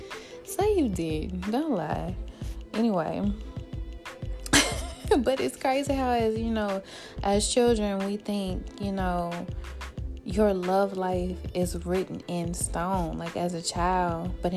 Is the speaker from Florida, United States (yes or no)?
no; Birmingham, Alabama, United States; I'm from Birmingham, so I remember 95.7 jams